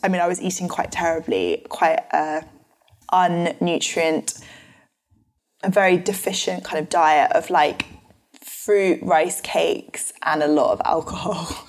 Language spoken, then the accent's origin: English; London, United Kingdom; my family are from New Zealand originally, but live in London. So I grew up in London my whole life.